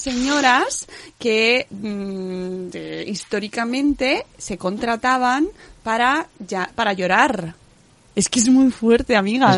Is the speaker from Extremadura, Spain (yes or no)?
yes; Extremadura, Spain; mi pueblo está en Extremadura